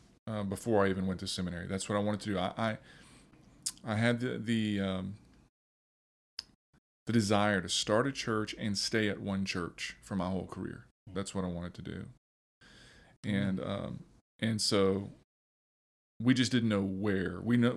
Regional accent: Youngsville, Louisiana, United States; also born or lived in Crowley / Lafayette; I am from this area. And I was born in Crowley, so a little west of here, but lived in Lafayette, Youngsville, all my life.

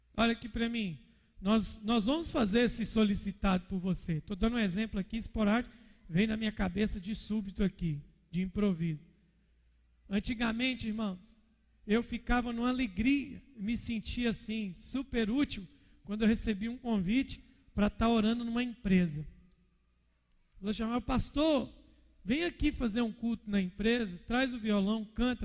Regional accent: Minas Gerais, Brazil; sou mineiro

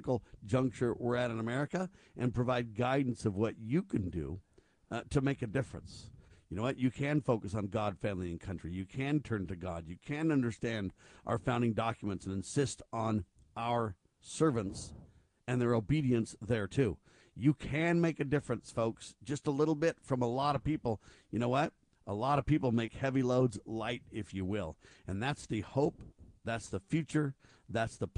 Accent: Southern California, United States; moved away; also born or lived in Bay Area, California; I grew up in Southern California

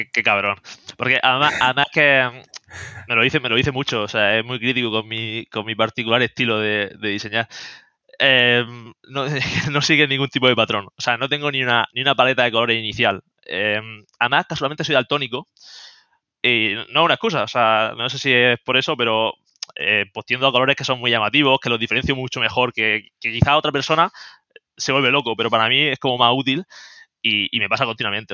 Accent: Murcia, Region of Murcia, Spain; also born or lived in Germany / Seville; now in Madrid, Spain; soy de Murcia, aunque estoy viviendo en Madrid

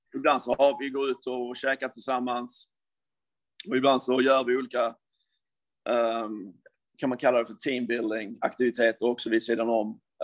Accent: Sweden; moved away as an adult; Jag är ju från Sverige

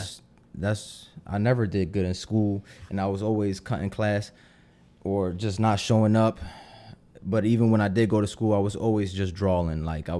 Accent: Philadelphia, Pennsylvania, United States; moved away as an adult; Yeah, I grew up in Philly my whole life until I was 25, and then I kind of moved.

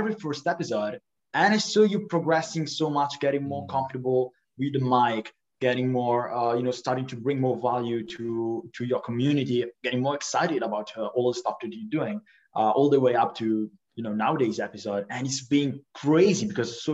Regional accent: Italy; I'm from Italy.

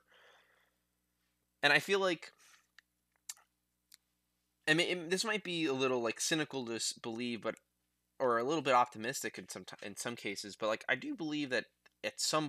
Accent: United States; I'm in the army or because I'm an American

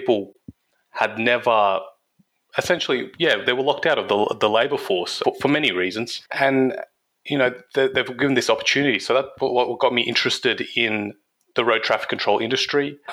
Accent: Campbelltown, New South Wales, Australia; my hometown of Campbelltown

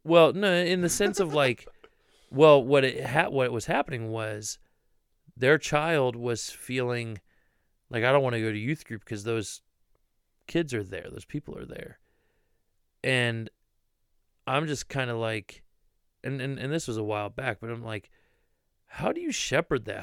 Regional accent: Ohio, United States; I'm from Ohio, born and raised.

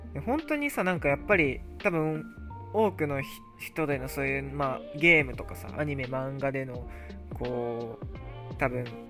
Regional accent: Japan; now in United States; 自分、日本人だけど

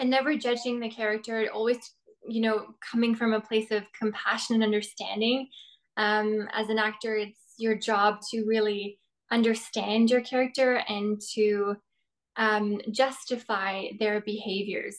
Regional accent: Norway; moved away as an adult; now in Toronto, Canada; I'm originally from Norway. I was born and raised there, but I moved to Toronto about 4 years ago

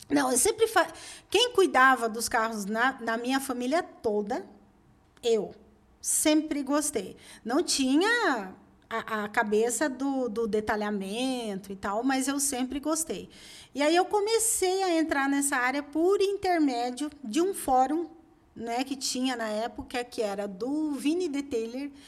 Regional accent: Curitiba, Paraná, Brazil; moved away as an adult; also born or lived in Pará / Belo Horizonte; eu sou de Curitiba

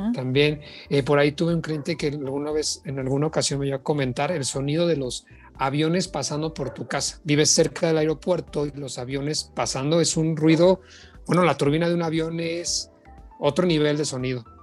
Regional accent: Mexico; aquí en nuestro país

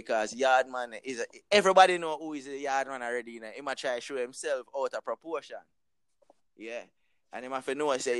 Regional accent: Jamaica; I'm Jamaican

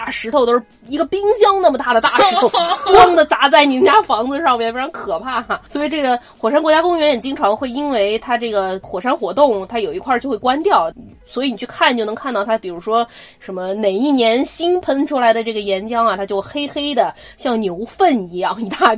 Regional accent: Nanjing, Jiangsu, China; accent: Nanjing dialect; 我们现在把刚才憋了半天的南京话去赶紧先放一放。

